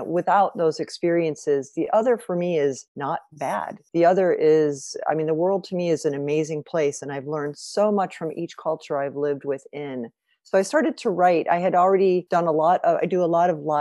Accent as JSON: {"language": "English", "town": "Evanston", "region": "Illinois", "country": "United States", "also_born_or_lived": "Singapore / Lausanne", "moved": "as an adult", "lives_now": "Chicago, United States", "said": "I come from Evanston, the first city north of Chicago, which is, we live in Chicago now primarily"}